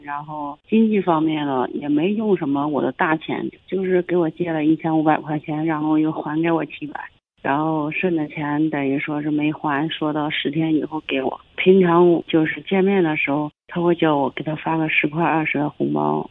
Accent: Zhengzhou, Henan, China; 我郑州市的呀

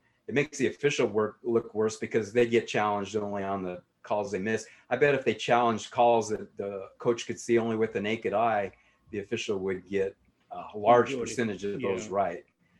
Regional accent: Rocky Mountain West, United States; also born or lived in Utah / Cody, Wyoming / Denver, Colorado / Durango, Colorado; No, I'm from Rocky Mountain West is where I grew

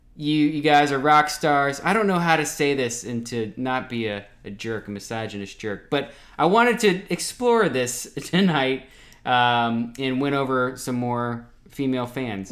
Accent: Ocala, Florida, United States; moved away as an adult; also born or lived in Washington D.C.; now in Jacksonville, United States; We're all from Ocala, Florida

